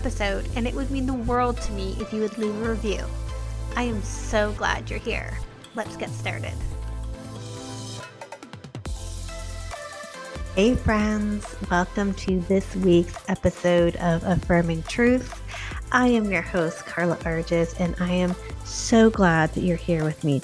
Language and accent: English; Canada; I'm Canadian